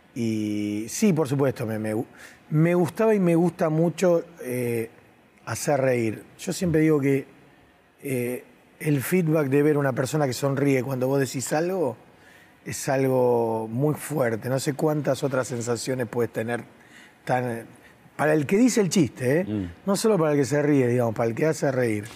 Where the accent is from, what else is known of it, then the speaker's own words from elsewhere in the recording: Argentina; yo soy de Argentina, soy del fin del mundo